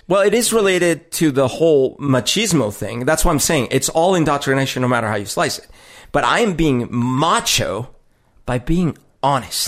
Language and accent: English; Colombia; moved away; growing up in Colombia is weird 'cause it is a very sexist society